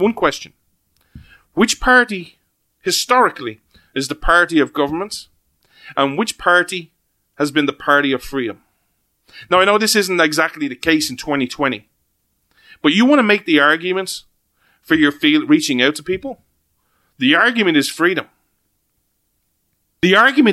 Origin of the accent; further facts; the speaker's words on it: Ireland; as an Irishman